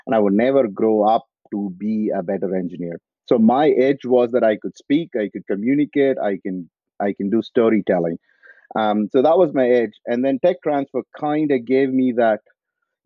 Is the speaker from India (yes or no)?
yes; Coimbatore, Tamil Nadu, India; moved away as an adult; also born or lived in United States / Australia; now in France; I'm originally from India. I grew up in south of India in a place called Coimbatore